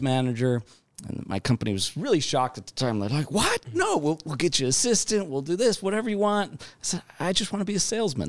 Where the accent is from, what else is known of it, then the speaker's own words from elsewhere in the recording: Southern California, United States; moved away; I grew up in, uh, Southern California